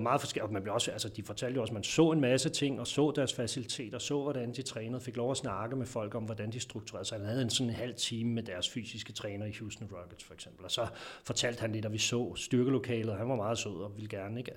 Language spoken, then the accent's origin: Danish; Denmark; som vi er som danskere